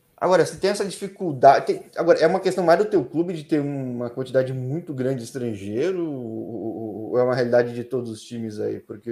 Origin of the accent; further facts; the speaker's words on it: São Paulo, Brazil; eu sou de São Paulo